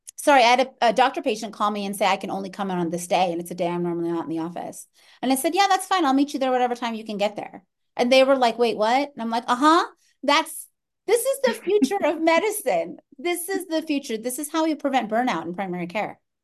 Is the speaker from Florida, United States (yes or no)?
yes; Orlando, Florida, United States; moved away; I grew up in Orlando, Florida